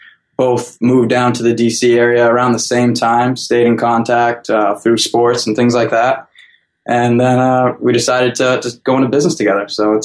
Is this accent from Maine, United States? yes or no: yes; Maine, United States; Born and raised in Maine, lived there my whole life. Actually grew up on the water.